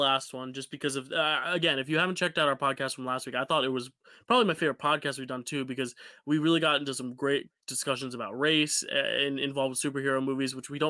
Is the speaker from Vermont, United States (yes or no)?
no; New Jersey, United States; I'm from Joysy, and it's like, no, we don't say that.